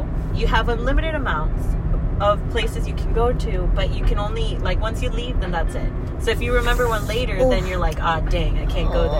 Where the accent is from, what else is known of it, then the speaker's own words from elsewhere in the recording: Texas, United States; we're both from Texas.